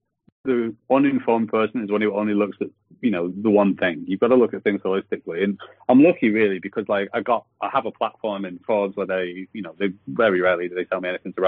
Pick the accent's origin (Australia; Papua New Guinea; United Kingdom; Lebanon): United Kingdom; Rochdale, North West England; moved away; I grew up in Rochdale in a family absolutely obsessed with rugby league.